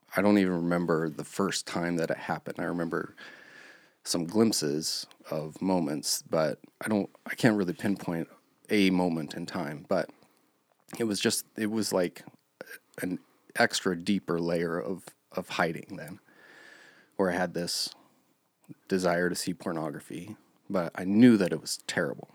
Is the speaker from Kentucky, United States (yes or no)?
no; Park City, Montana, United States; also born or lived in Billings, Montana; when I was five, my parents moved us to Park City, Montana. a lot of times when I say I grew up in Park City